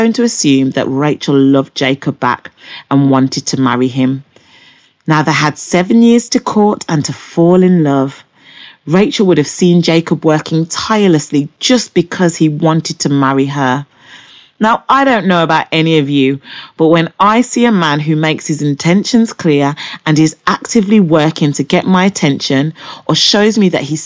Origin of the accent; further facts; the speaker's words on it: Birmingham, West Midlands, United Kingdom; I'm from Birmingham, England.